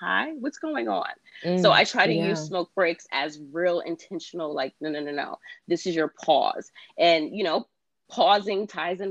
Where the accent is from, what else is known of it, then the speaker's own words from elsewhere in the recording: New York City, New York, United States; I'm a New York City native. Me too. Born and raised in Queens.